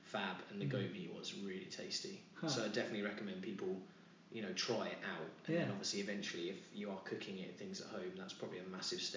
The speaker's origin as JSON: {"language": "English", "area": "near Norwich", "region": "East of England", "country": "United Kingdom", "tie": "born or raised there", "said": "I grew up near Norwich"}